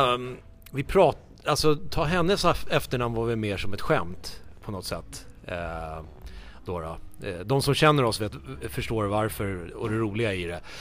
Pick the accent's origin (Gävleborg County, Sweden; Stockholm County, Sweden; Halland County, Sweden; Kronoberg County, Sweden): Stockholm County, Sweden; Haninge; Jag är ju uppvuxen som sagt i Haninge, spelade i Haninge tennisklubb